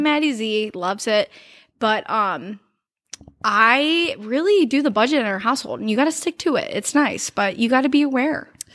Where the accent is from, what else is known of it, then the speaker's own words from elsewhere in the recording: Cleveland, Ohio, United States; some people in Columbus have said that they know that I'm from Cleveland because of the way I talk